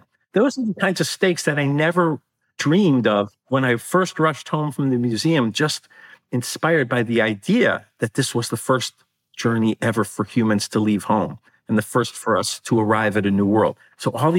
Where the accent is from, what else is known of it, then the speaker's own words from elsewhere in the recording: Chicago, Illinois, United States; my hometown of Chicago